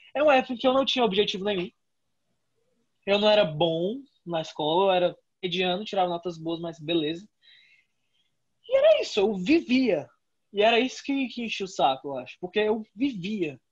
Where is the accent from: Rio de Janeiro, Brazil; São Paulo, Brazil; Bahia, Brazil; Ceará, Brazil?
Ceará, Brazil; Fortaleza; Eu fui para o Master, que é outro colégio aqui de Fortaleza